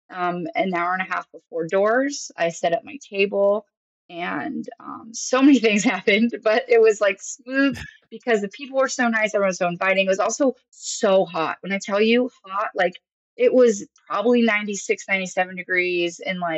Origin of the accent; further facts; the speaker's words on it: Massachusetts, United States; moved away as an adult; now in Arkansas, United States; I'm from Massachusetts, so Great Woods is my home venue.